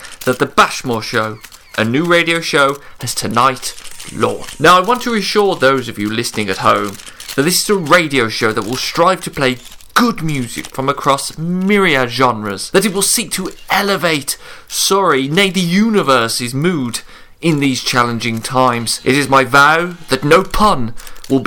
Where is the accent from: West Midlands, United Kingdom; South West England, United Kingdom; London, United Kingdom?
West Midlands, United Kingdom; Birmingham; I am from Birmingham